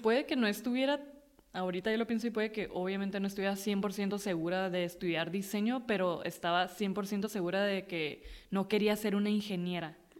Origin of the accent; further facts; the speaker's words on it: Mexicali, Baja California, Mexico; also born or lived in Tijuana / Rosarito; soy de Mexicali porque ahí crecí o tengo la mayoría de mis, de mi memoria o mis recuerdos, este, son ahí.